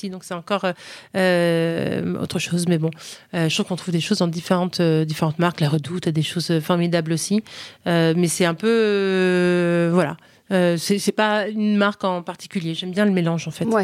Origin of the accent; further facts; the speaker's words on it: United States; En fait, euh, j'ai grandi aux États-Unis, mais, euh, mais on est resté une maison française à la maison, vraiment, et on revenait tous les étés.